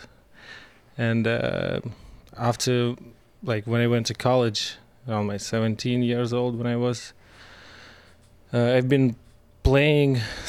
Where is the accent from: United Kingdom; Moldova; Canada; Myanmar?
Moldova; moved away as an adult; now in Seattle, United States; Originally I'm from Eastern Europe. That's Moldova. It's former Soviet Republic. It's right on the edge between Europe, let's say, and post-Soviet countries.